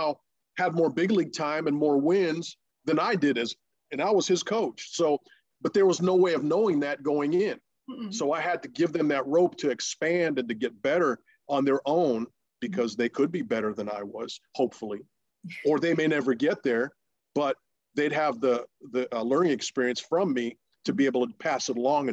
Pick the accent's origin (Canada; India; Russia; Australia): Russia; first language Russian; English is a second language; moved away; the country that I was born